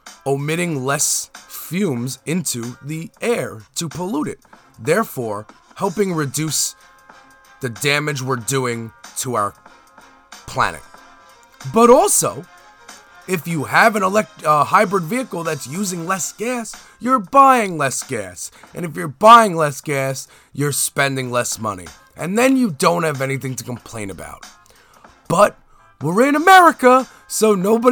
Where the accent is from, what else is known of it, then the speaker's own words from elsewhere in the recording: United States; I'm American